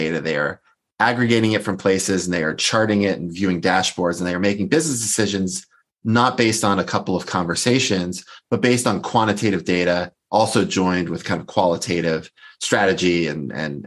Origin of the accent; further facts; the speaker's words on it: Boston, Massachusetts, United States; moved away as an adult; also born or lived in California; I'm originally from the Boston area and I'm back there now